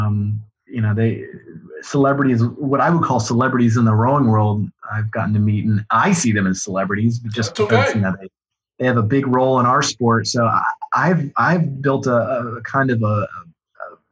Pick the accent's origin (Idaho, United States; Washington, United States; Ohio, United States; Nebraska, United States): Ohio, United States; Columbus; Growing up in Columbus